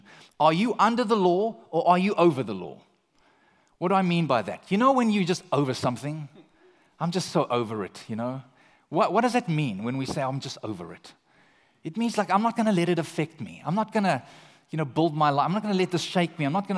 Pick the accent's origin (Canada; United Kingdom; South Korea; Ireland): Canada; now in United States; I'm from Canada, and I think even here in California, perhaps this describes a large portion of society.